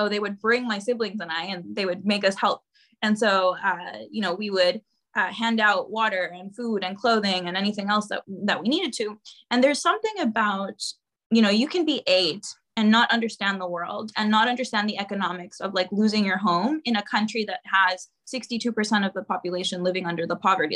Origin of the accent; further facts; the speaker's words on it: Honduras; my home country, Honduras, where I was living and I was born and raised